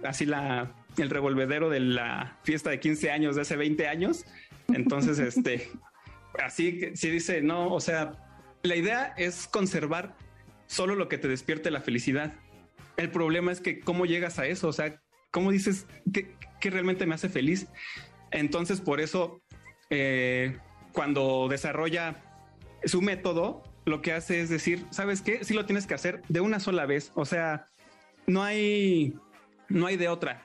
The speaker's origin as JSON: {"language": "Spanish", "country": "Mexico", "said": "nosotros somos mexicanos"}